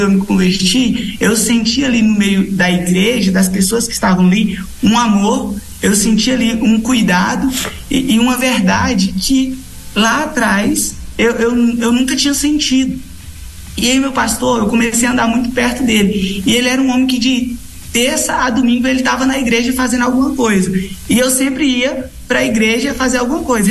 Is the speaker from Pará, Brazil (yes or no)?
yes; Redenção, Pará, Brazil; moved away as an adult; also born or lived in São Paulo / Goiás; now in Brasília, Brazil; eu sou de São Paulo, mas eu me criei no estado do Pará